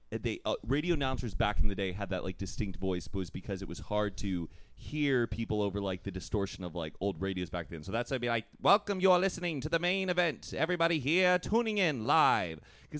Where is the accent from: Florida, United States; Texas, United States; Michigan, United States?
Texas, United States; Dallas; I'm from Dallas, Texas, and I don't think people from... Well, there's like a bit of a Dallas accent, but like if you grew up in Dallas and if your parents are like from the Midwest or they're transplants, you kind of lose it.